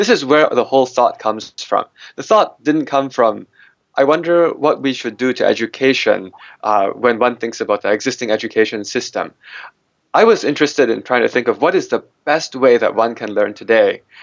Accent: United States; I'm an American mathematician.

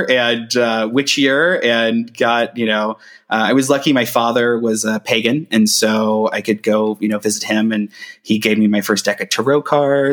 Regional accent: Brown County, Ohio, United States; I grew up in Brown County, Ohio

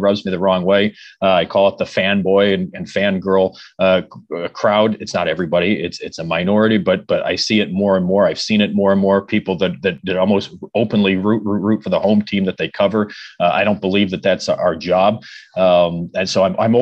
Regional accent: Cleveland, Ohio, United States; moved away; I was born and raised in Cleveland.

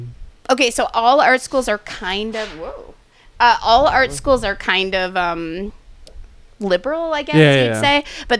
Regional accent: New Hampshire, United States; I am from New Hampshire.

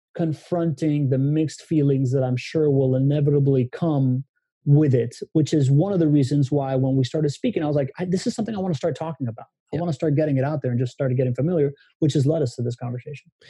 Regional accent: Miami, Florida, United States; moved away as an adult; also born or lived in Venezuela / Spain / California; I came back when I was nine years old and grew up in Miami

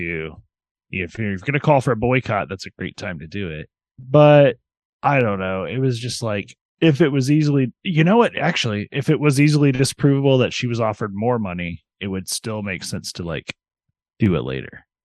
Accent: United States; I'm an American

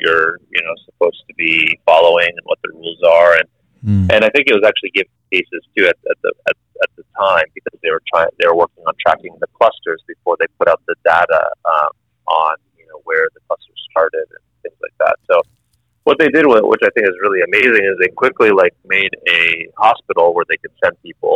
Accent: Vermont, United States; moved away as an adult; now in Malaysia; growing up in Vermont

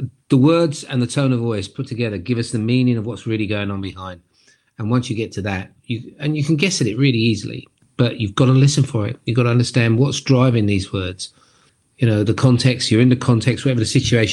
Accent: London, United Kingdom; I was born and bred in Brixton in London, which is a pretty tough area.

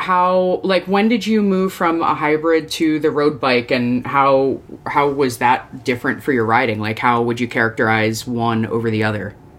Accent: East Coast, United States; now in Portland, United States; I grew up on the East Coast, so it's winter is winter is winter

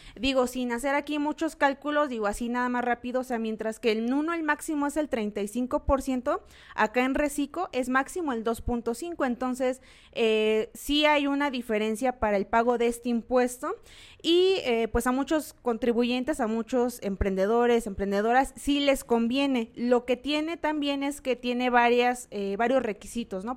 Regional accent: Mexico; como mexicanos

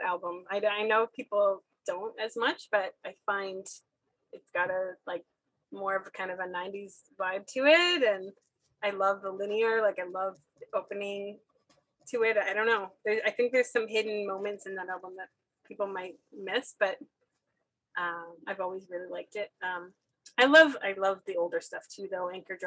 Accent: Moncton, New Brunswick, Canada; moved away as an adult; now in Ottawa, Canada; I grew up in Moncton and I would take the train to Montreal and see shows all the time

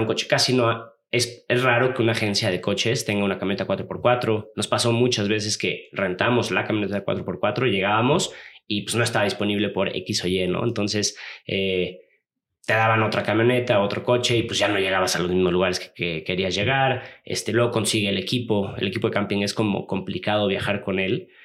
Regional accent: Los Cabos, Baja California Sur, Mexico; yo soy de Los Cabos, ahí crecí.

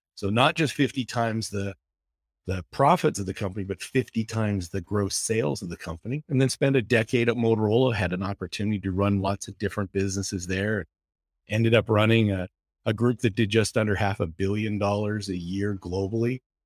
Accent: West Coast of Canada, British Columbia, Canada; now in Boone, United States; I grew up in the West Coast of Canada. I went to the University

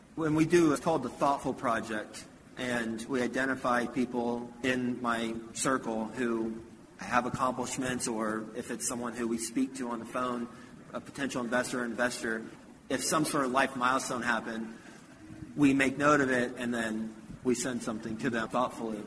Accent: Houston, Texas, United States; also born or lived in Flint, Michigan; My family moved from Flint to Houston when I was three

